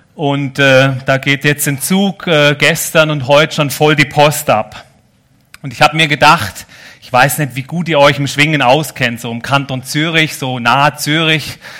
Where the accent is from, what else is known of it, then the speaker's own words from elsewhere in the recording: Germany; also born or lived in Nesslau, Switzerland; now in Switzerland; ich bin ja schon Schweizer mittlerweile, auf dem Pass, aber als Deutscher